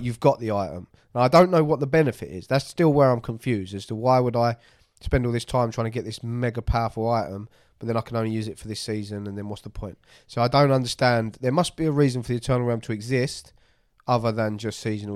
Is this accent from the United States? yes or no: no; United Kingdom; near London